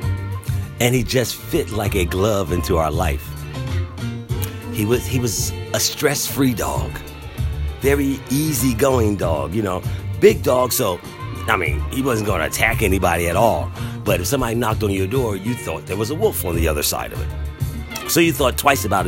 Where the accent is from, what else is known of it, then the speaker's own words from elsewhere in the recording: Philadelphia, Pennsylvania, United States; moved away; also born or lived in Durham, North Carolina; I grew up in Philadelphia